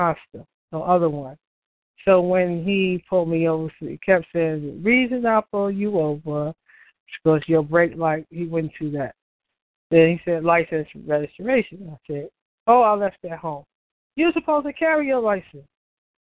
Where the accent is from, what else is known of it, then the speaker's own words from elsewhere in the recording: United States; I'm not from England. Okay, so I'm American